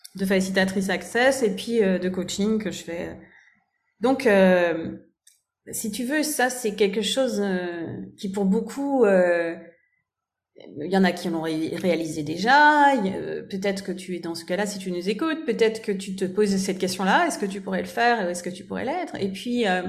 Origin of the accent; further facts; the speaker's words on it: France; now in Germany; je vis en Allemagne et je suis française